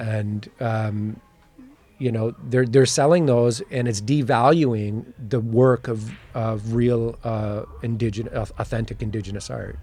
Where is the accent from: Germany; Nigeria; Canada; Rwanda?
Canada; Chippewas of the Thames First Nation, near London, Ontario; I'm from Chippewa, the Tamas First Nation, by London, Ontario